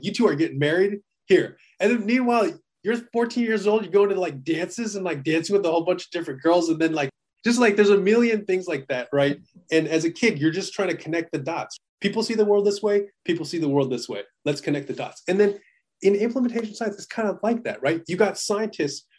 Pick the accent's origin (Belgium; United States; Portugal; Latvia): United States; I was born in America